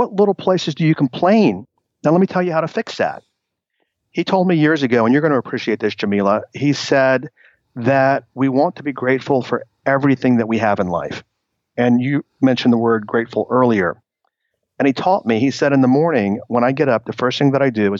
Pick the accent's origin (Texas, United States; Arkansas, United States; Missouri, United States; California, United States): Texas, United States; moved away; also born or lived in New York City; I moved back to Texas, 17 years ago. So I moved back from New York City